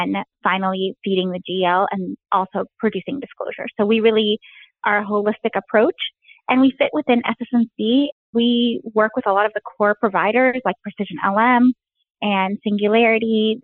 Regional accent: Alexandria, Alexandria Governorate, Egypt; moved away; I grew up in Alexandria, Egypt

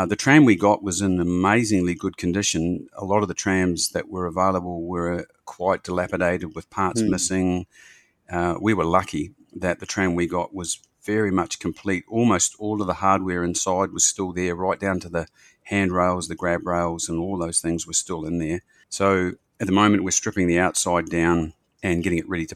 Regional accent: New Zealand; now in Australia; they call me the token Kiwi.

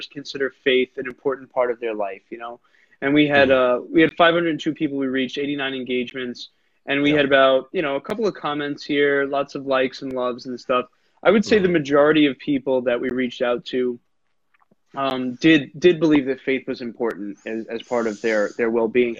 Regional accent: New York, United States; I'm a New Yorker

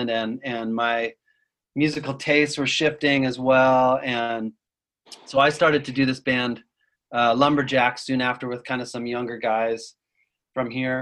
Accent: Utah, United States; I grew up Mormon in Utah

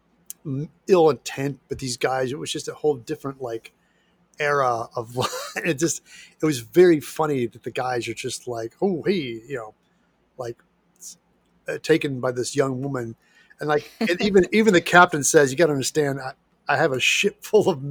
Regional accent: Midwest, United States; now in Los Angeles, United States; I grew up in the Midwest

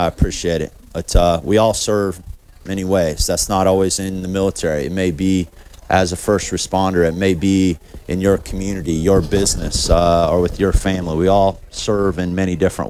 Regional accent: rural north central Kansas, United States; I grew up in Kansas, rural north central Kansas on a cattle ranch

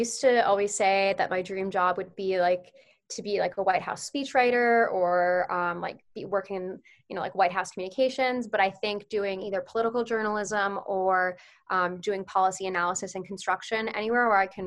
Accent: Potomac, Maryland, United States; I am originally from Potomac, Maryland, so very close to College Park.

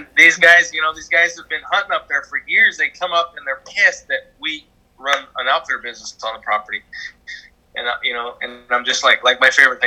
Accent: Wallowa County, Oregon, United States; also born or lived in Heppner, Oregon; We were raised over in Wallowa County

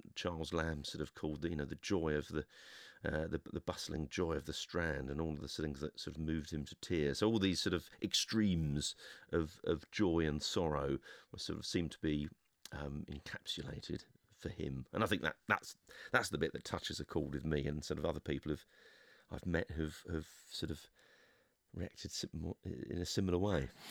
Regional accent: London, United Kingdom; I'm a Londoner

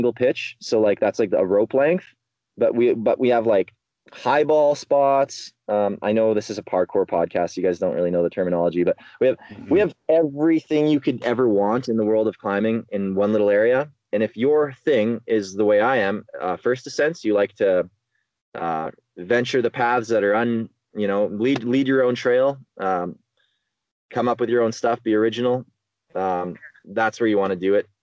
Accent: northwestern Ontario, Canada; But I'm from the Canadian Shield, northwestern Ontario. That's where I develop

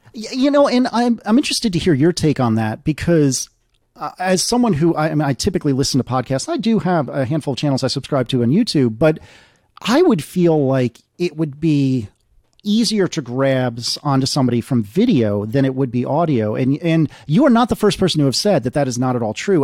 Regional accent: United States; as an American

